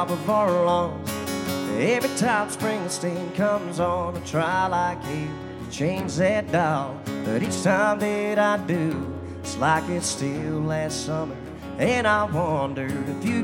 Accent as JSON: {"language": "English", "region": "Scotland", "country": "United Kingdom", "moved": "yes", "said": "I'm not from around here. I'm from Scotland"}